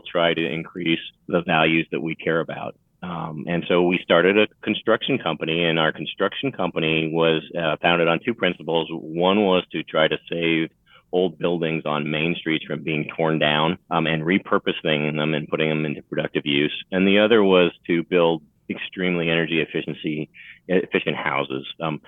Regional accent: Vermont, United States; now in Radford, United States; So I was born in Vermont back in the 1962 and grew up in a small town, 2,500 people on a lake in the country

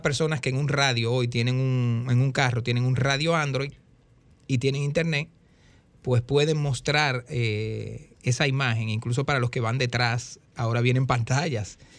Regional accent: Dominican Republic; soy dominicano con una cédula

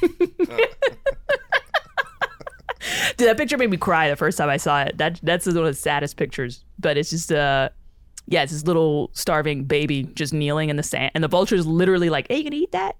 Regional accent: New York City, New York, United States; as a kid growing up in the Bronx

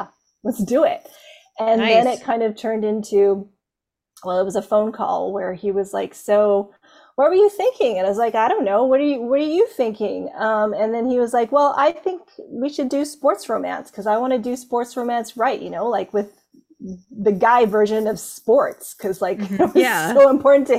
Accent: Canada; I am from Canada

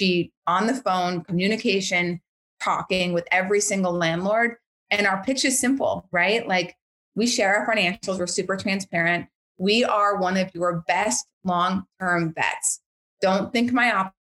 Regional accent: Bismarck, North Dakota, United States; moved away; Bismarck, which is my hometown.

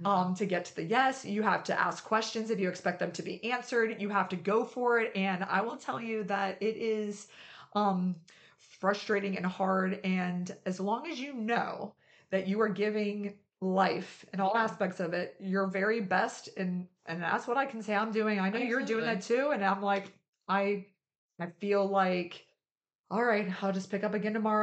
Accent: West Virginia, United States; I grew up in West Virginia.

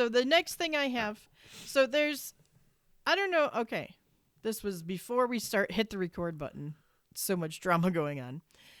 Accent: Ireland; I'm Irish, so Irish folktale stuff, yes.

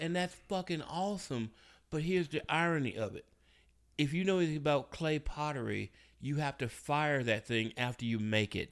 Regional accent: Memphis, Tennessee, United States; my hometown

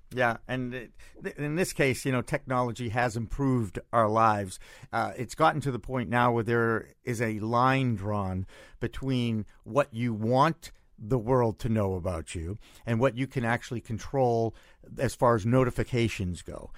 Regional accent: Massachusetts, United States; my home state

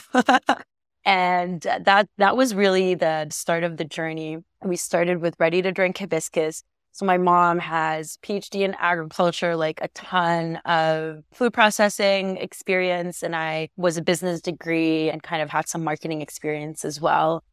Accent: Egypt; now in Canada; I was born and raised in Egypt, and my family is Egyptian

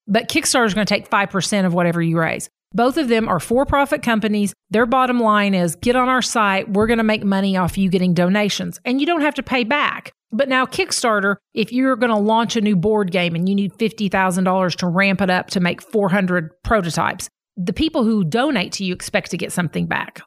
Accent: Fayetteville, Arkansas, United States; also born or lived in Delaware County, Oklahoma; now in Grove, United States; I grew up going to elementary school in Fayetteville

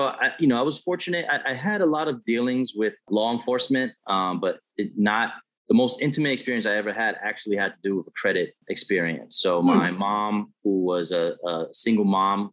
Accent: New York City, New York, United States; I grew up in the South Bronx in New York City

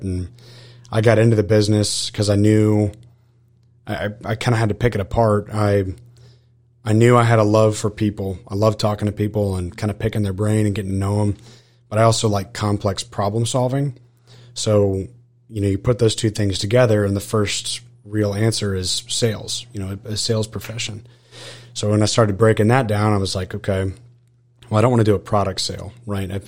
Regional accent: Austin, Texas, United States; now in College Station, United States; I was actually born and raised in Austin, Texas

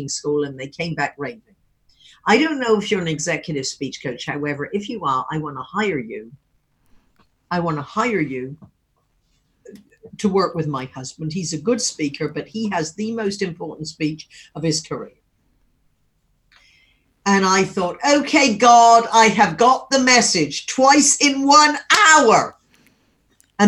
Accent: Wimborne, South West England, United Kingdom; moved away as an adult; now in California, United States; when we grew up in Wimborne

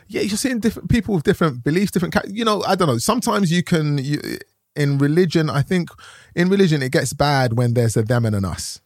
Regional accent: London, United Kingdom; I grew up in Tottenham, London

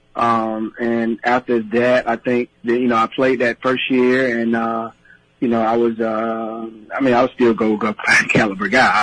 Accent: Georgia, United States; growing up in Georgia

